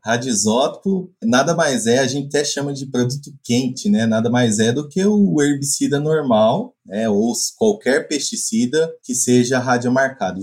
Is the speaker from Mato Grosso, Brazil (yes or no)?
yes; Mato Grosso, Brazil; moved away as an adult; also born or lived in Piracicaba, São Paulo; now in Viçosa, Brazil; sou mato-grossense